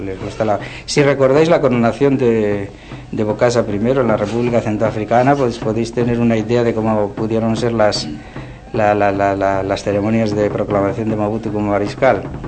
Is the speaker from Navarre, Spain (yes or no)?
yes; Puente la Reina, Navarre, Spain; moved away as an adult; now in Zaire; soy de Puente la Reina